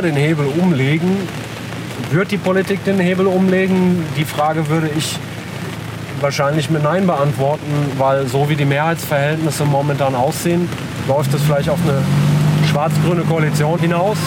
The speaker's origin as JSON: {"language": "German", "country": "Germany", "tie": "born or raised there", "also_born_or_lived": "Italy", "first_language": "Italian"}